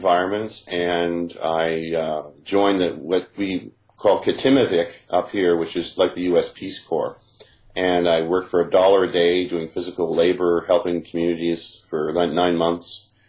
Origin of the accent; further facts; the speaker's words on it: Toronto, Ontario, Canada; I'm a Canadian, born in Toronto to American parents.